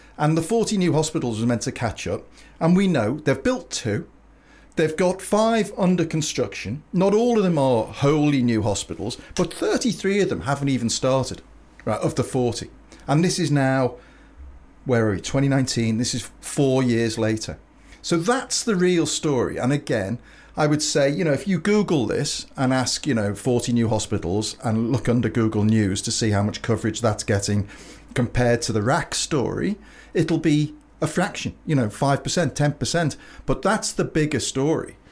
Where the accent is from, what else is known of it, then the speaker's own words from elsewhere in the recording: Liverpool, North West England, United Kingdom; I'm from Liverpool